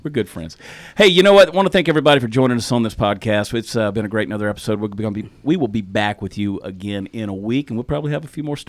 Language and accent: English; Georgia, United States; accent: southern; now in Texas, United States; as a Georgia boy growing up in Georgia